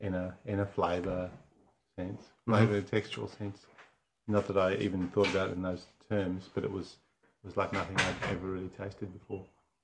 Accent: west of Toowoomba, Queensland, Australia; now in Great Southern, Western Australia, Australia; I come from a wheat farm in Queensland.

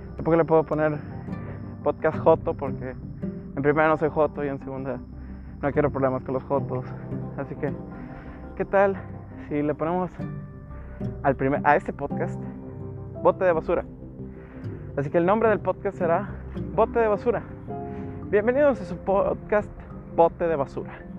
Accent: Nuevo León, Mexico; soy de Nuevo León, el hermoso estado que es famoso por la carne asada

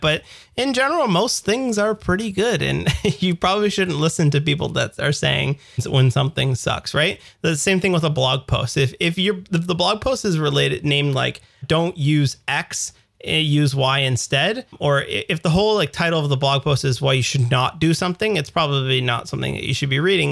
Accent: Canada; as we say in the Canada, Zedvia

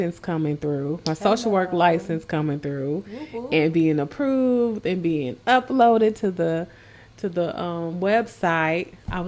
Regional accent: Minnesota, United States; moved away; I'm born and raised in Minnesota

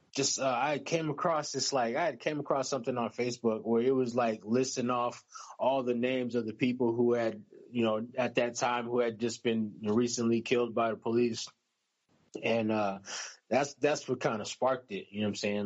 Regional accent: United States; I'm American

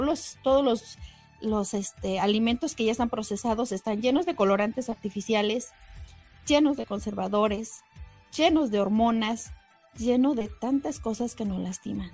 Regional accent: Mexico; Nuestra cultura mexicana

